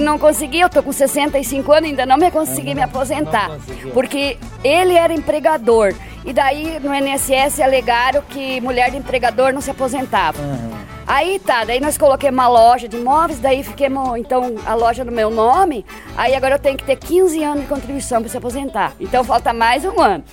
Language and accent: Portuguese; Seberi, Rio Grande do Sul, Brazil; moved away as an adult; now in Pinhal de São Bento, Brazil; Eu nasci lá em Seberina, linha Barra Funda. Nasci lá, me criei